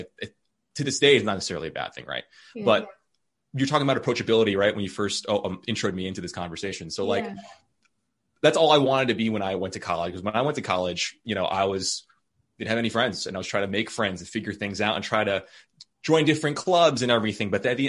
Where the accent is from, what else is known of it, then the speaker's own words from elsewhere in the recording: Philippines; I think I have that maybe cheerleader mentality from being Filipino, like loving community, wanting to make things approachable.